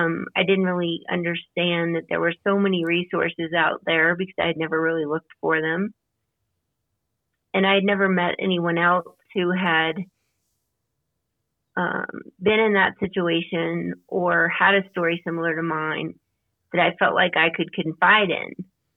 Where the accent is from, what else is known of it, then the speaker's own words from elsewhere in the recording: Louisiana, United States; now in Colorado, United States; I grew up in Louisiana. I've moved a lot, and I now reside in Colorado, and I am in my 50s